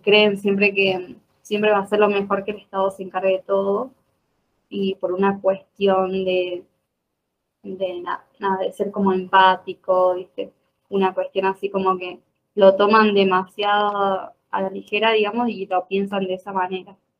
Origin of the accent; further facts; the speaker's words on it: Jujuy, Argentina; moved away as an adult; now in Córdoba, Argentina; nací en Jujuy, en la parte del norte de Argentina, y me vine a estudiar. Ya me instalé acá